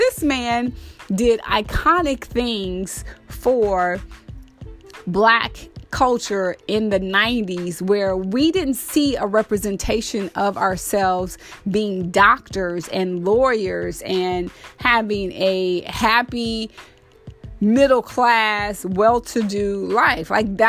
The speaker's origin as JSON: {"language": "English", "region": "the South", "country": "United States", "said": "there are people in the South, because I'm from the South, and we still eat chitlins."}